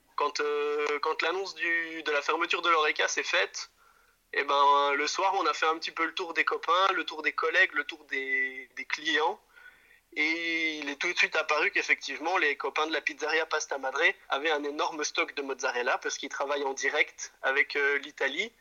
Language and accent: French; Jura, Bourgogne-Franche-Comté, France; moved away as an adult; now in Brussels, Belgium; on vient effectivement du Jura, j'ai grandi dans la montagne avec des animaux